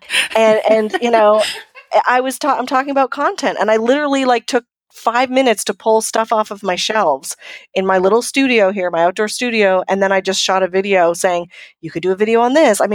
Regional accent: Canada; I'm from Canada

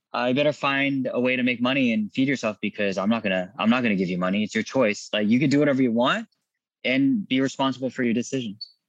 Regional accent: Irvine, California, United States; also born or lived in Garden Grove, California / Chula Vista, California; I was born in 81 in Garden Grove. Uh, we spent most of my childhood in, most of my life in Irvine, except for uh, a few years in Chula Vista, San Diego

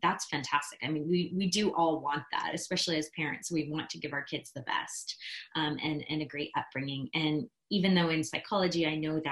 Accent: Midwest, United States; I grew up in the Midwest

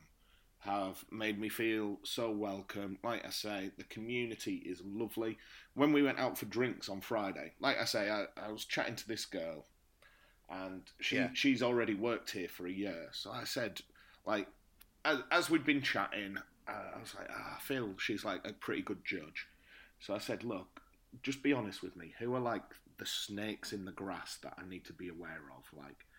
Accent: the north of England, United Kingdom; moved away as an adult; now in Bucharest, Romania; I'm from the north of England.

